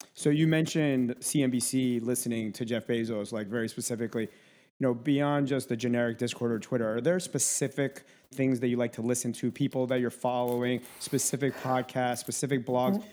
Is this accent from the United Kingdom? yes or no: no; Minsk, Belarus; moved away; we're from the same town, which is Minsk, Belarus.